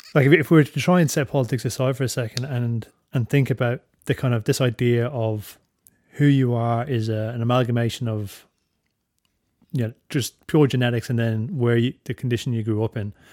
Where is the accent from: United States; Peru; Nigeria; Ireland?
Ireland; Drogheda, Leinster; now in Australia; I'm from Drogheda